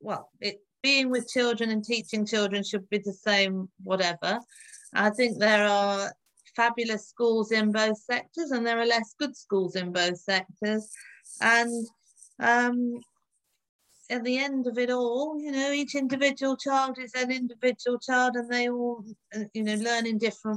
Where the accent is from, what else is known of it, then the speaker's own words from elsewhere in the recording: London, United Kingdom; also born or lived in Oxford; I grew up in the suburbs of London, so not very exciting